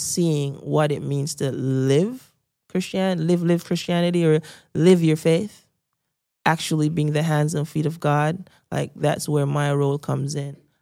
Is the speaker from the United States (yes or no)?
no; Saint Mary, Jamaica; I grew up in Saint Mary, because I was a middle-class Jamaican